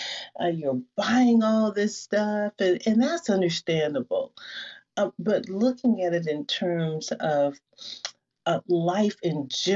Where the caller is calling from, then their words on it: Seattle, Washington, United States; Seattle. I'm coming from Seattle